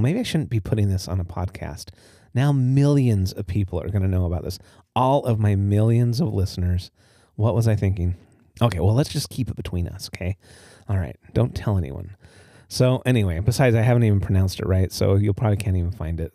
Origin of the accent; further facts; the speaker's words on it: Utah, United States; moved away as an adult; also born or lived in Highland, Utah; now in Port Angeles, United States; growing up in Utah